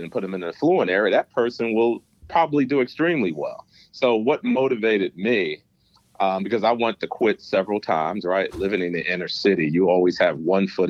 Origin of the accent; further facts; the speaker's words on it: New York City, New York, United States; accent: New York; also born or lived in Manhattan, New York; I grew up in Brooklyn, New York, pre-gentrified Crown Heights, predominantly a poor area.